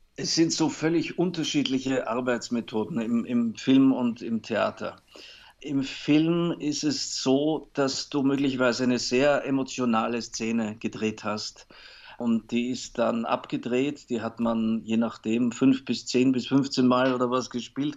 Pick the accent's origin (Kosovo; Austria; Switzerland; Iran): Austria; Salzburg; moved away; ich bin in Salzburg aufgewachsen